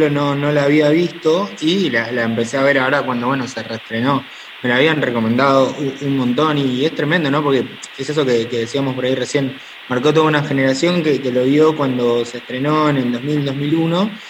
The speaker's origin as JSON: {"language": "Spanish", "region": "Córdoba", "country": "Argentina", "said": "de Córdoba Capital, te saludo de barrio Los Cortaderos. Soy de Yapayú, pero te saludo de acá."}